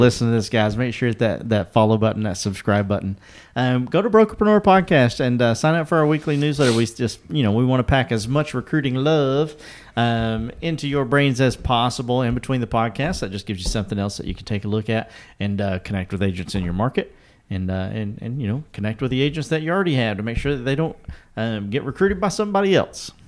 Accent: eastern Kentucky, United States; I'm from the mountains of eastern Kentucky

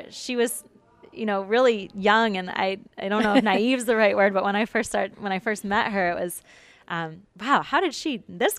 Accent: Detroit, Michigan, United States; I'm from Michigan, from the Detroit area, and we have one of the largest Arab populations outside of the Middle East

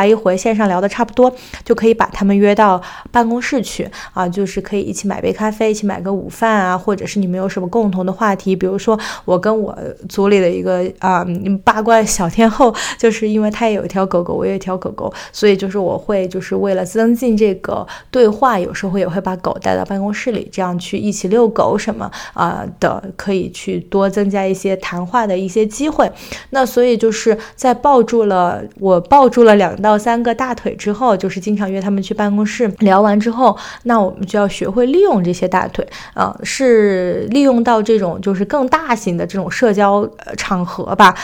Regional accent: China; now in United States; 作为中国人

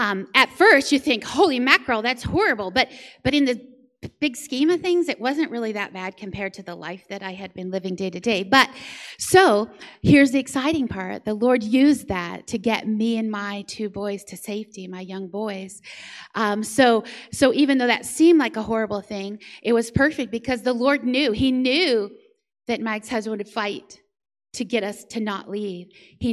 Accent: Florida, United States; now in San Antonio, United States; So as Quentin said, I live in San Antonio now, and I came from Florida.

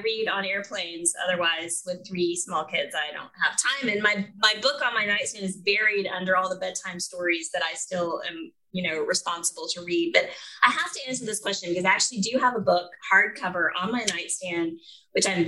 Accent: Atlanta, Georgia, United States; accent: Southern; I'm from Atlanta, Georgia. And my mother, I'm very close to, is from South Carolina, Greenville, South Carolina. And so it comes out every once in a while, my Southern accent.

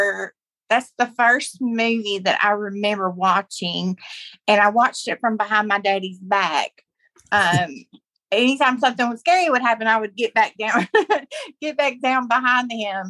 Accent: Corinth, Mississippi, United States; We are from Corinth, Mississippi

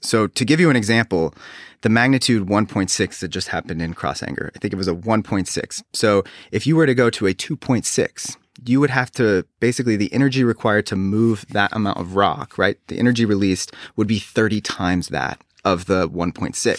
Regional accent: Reno, Nevada, United States; now in South Carolina, United States; I grew up on the West Coast in Reno, Nevada

